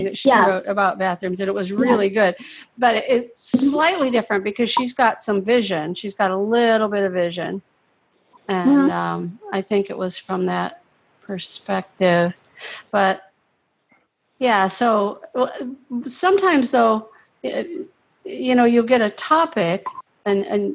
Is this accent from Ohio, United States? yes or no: yes; Ohio, United States; moved away as an adult; now in Florida, United States; I'm from Ohio and it was so terrible up there